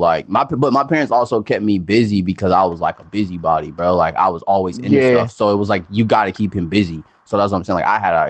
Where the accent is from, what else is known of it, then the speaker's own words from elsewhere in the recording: the South, United States; I'm a Southerner.